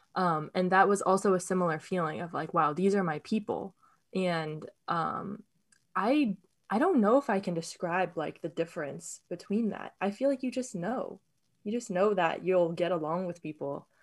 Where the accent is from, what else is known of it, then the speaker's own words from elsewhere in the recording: Sacramento, California, United States; also born or lived in Berkeley; this, like, Buddhist community was something I didn't realize was so close to me until I moved away from Sacramento